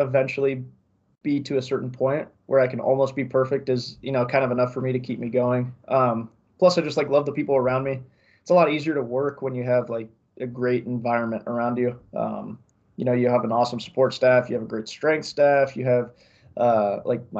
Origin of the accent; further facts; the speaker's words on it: Columbus, Ohio, United States; moved away; I'm from Columbus